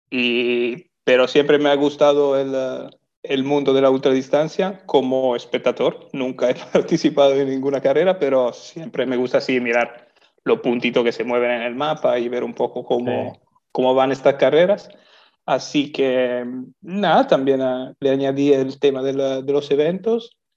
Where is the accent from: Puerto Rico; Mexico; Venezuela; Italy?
Italy; moved away as an adult; now in Lanzarote, Spain; Yo soy italiano, sí.